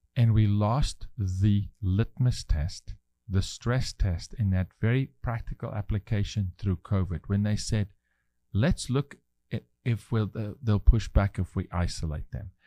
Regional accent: South Africa; moved away; I'm raising my three-year-old son as a South African male

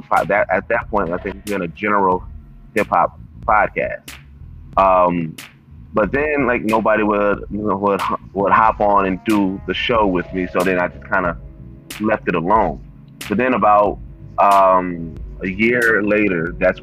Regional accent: Milwaukee, Wisconsin, United States; I am from Milwaukee, Wisconsin

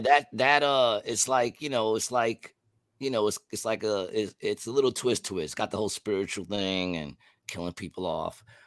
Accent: New York City, New York, United States; also born or lived in Glendale; I grew up in Queensbridge and Ravenswood

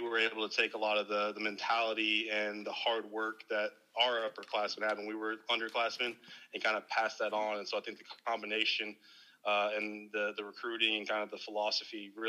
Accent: Dallas, Texas, United States; born and raised in the Dallas Metroplex

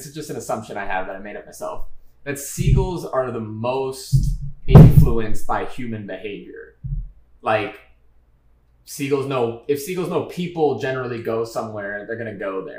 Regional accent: Los Angeles, California, United States; when I was growing up in Los Angeles

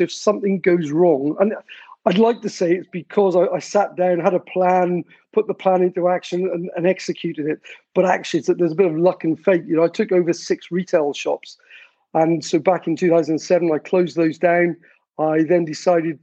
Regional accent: South Wales, United Kingdom; moved away as an adult; I'm from South Wales, although I spent most of my, in fact, all my working life outside of Wales

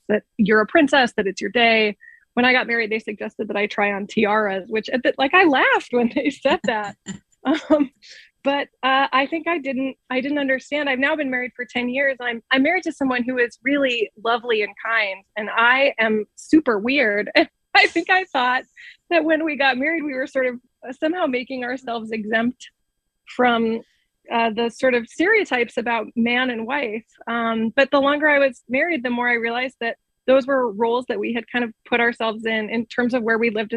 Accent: United States; as an American

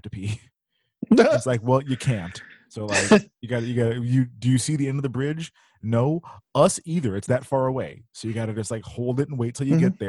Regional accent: Houston, Texas, United States; moved away; also born or lived in Illinois; I grew up in Houston before moving to Illinois.

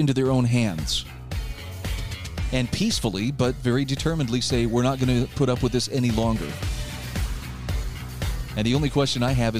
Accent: Utah, United States; There's a movement afoot right now in my home state of Utah that I don't disagree with.

